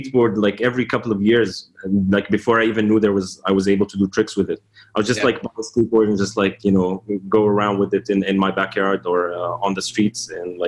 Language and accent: English; Doha, Qatar; moved away; also born or lived in Amman, Jordan; So I was born in Doha, Qatar, and this is where I grew up for a little bit, and then we moved to Amman.